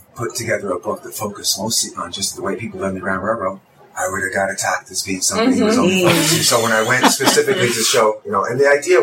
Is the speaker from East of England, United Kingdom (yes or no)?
no; Glasgow, Scotland, United Kingdom; moved away; I was born in Glasgow